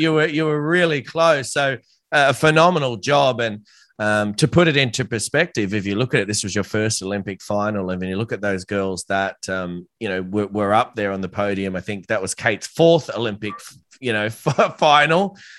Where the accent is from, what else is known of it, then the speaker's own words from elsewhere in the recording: Australia; I'm an Aussie